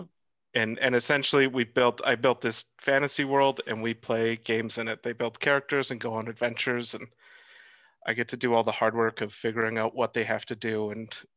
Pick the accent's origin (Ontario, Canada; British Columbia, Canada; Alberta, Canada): Alberta, Canada; Calgary; so I was born here in Calgary. We've stayed in Calgary the whole time.